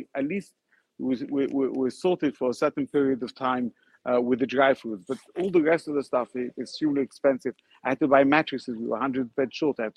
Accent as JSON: {"language": "English", "country": "Ukraine", "said": "I, my parents, I'm from Ukraine. My grandparents from Ukraine. I came to help these kids."}